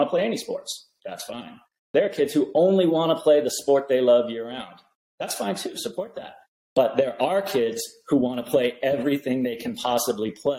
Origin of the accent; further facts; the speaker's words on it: Eugene, Oregon, United States; now in San Diego, United States; I was growing up in Eugene, Oregon, so it was rainy